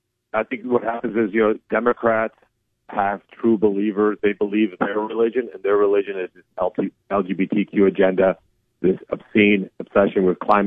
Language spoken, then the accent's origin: English; Colombia; born there; Like I said, I was born in Colombia, South America, during the Pablo Escobar era. We basically almost made Colombia a narco state.